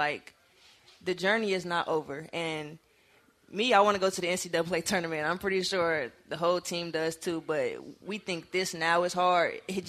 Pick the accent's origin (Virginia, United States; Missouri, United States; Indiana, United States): Indiana, United States; Gary; Gary, Indiana, also a very interesting place. I wouldn't lie. We don't have much.